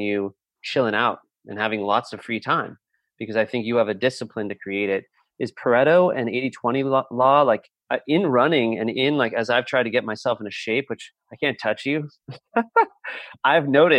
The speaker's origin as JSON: {"language": "English", "region": "Southern California", "country": "United States", "tie": "born or raised there", "said": "I grew up in Southern California"}